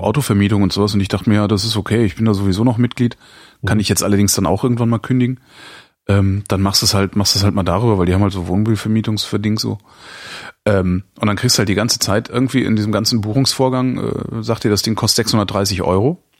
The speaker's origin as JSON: {"language": "German", "country": "Germany", "said": "hier bei uns in Deutschland"}